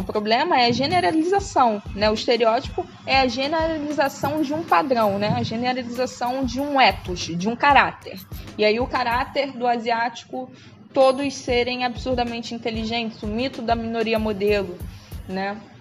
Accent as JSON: {"language": "Portuguese", "country": "Brazil", "said": "A gente é brasileira, mulher preta brasileira"}